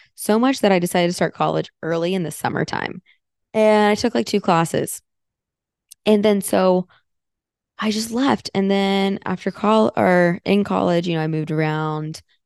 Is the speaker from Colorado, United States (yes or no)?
no; Florida, United States; moved away as an adult; also born or lived in Fort Myers, Florida / Sarasota, Florida / Tampa, Florida; now in Austin, United States; I grew up in Florida. I lived there for, oh boy, 15, 16 years. So I consider myself a Floridian.